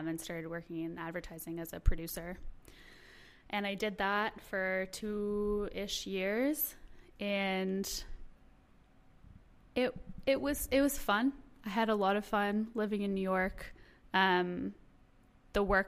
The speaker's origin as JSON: {"language": "English", "town": "Toronto", "region": "Ontario", "country": "Canada", "tie": "born or raised there", "moved": "as an adult", "said": "I was born in Toronto, grew up there"}